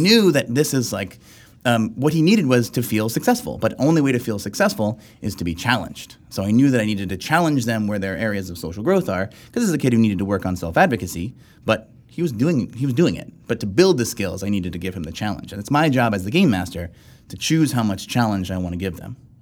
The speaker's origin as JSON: {"language": "English", "region": "South Texas", "country": "United States", "tie": "born or raised there", "said": "I grew up in South Texas"}